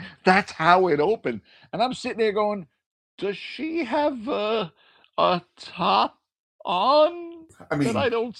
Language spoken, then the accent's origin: English; United States; Being an American